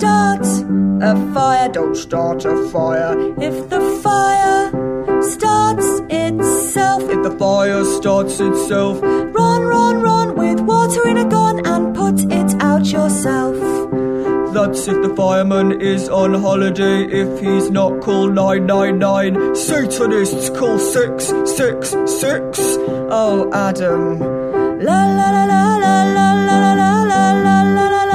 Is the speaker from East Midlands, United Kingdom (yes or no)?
yes; Matlock, East Midlands, United Kingdom; my hometown of Matlock, which is in the Midlands